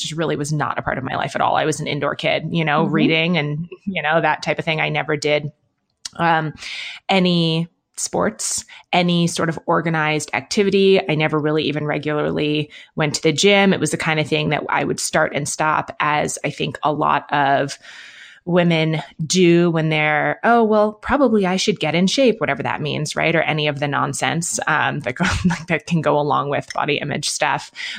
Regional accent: Manhattan, New York, United States; also born or lived in London; now in Bend, United States; I grew up in Manhattan and in London. So I live in Bend, Oregon now, which is smaller than those places and more outdoorsy than those places.

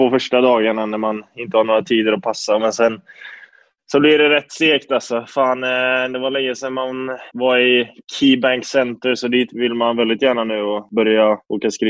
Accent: Lidköping, Västra Götaland, Sweden; also born or lived in Gothenburg / Buffalo; Och jag flyttade ju till Göteborg från Lidköping när jag var ung och sen till eh, Buffalo eh, lite senare.

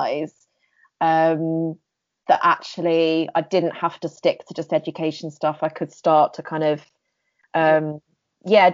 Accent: Canterbury, South East England, United Kingdom; also born or lived in London; now in Whitstable, United Kingdom; I grew up in Kent, just outside of Canterbury.

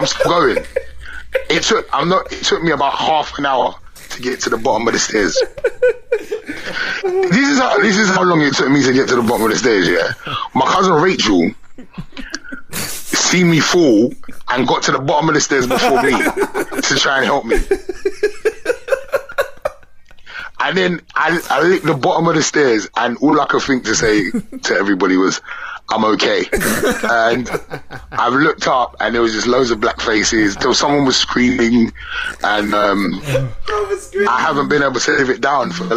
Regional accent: London, United Kingdom; I'm from London, and not a lot of people have basements in London

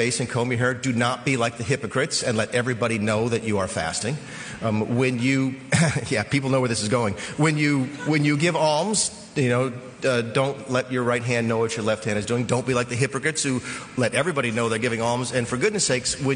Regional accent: the South, United States; I'm Roman Catholic from the South

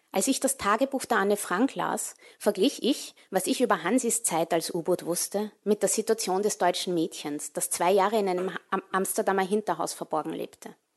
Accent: Vienna, Austria; moved away as an adult; also born or lived in New York City, United States / England; ich bin in Wien geboren und aufgewachsen

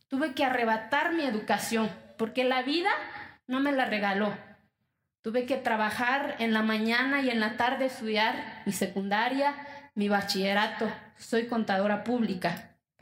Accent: Mexico

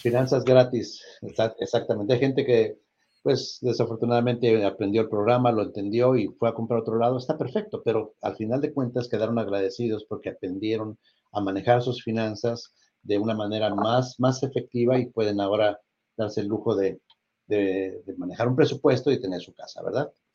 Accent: Mexico; now in United States; yo también soy orgullosamente mexicano

